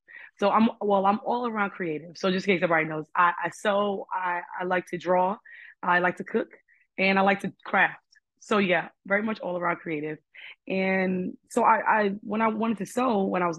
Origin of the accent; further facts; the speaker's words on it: New York City, New York, United States; I'm from Harlem, and my father's side is Puerto Rican and my mom's side is Black.